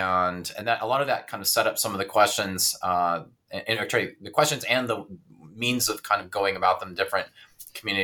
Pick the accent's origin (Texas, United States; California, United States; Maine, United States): Texas, United States; south of Dallas; moved away; I am originally from Texas. I grew up south of Dallas